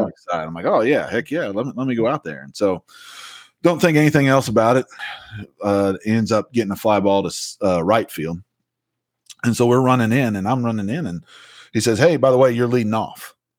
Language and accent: English; Southern Illinois, United States; now in Hattiesburg, United States; I grew up in Southern Illinois